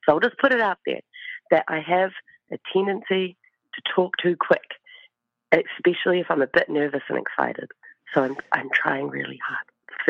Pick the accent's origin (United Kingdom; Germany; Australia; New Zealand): New Zealand; I'm from Aotearoa, New Zealand.